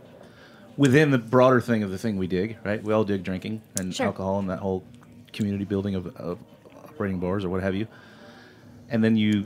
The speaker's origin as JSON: {"language": "English", "region": "Florida", "country": "United States", "tie": "born or raised there", "said": "When I grew up in Florida"}